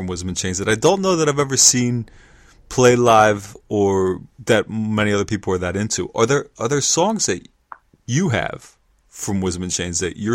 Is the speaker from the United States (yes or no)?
yes; United States; as an American